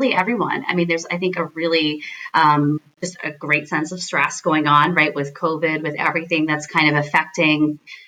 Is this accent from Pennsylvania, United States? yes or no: yes; Scranton, Pennsylvania, United States; moved away; My entire family is back in Scranton, Pennsylvania.